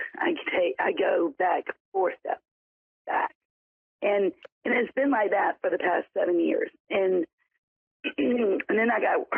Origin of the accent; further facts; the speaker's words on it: South Carolina, United States; I am from South Carolina.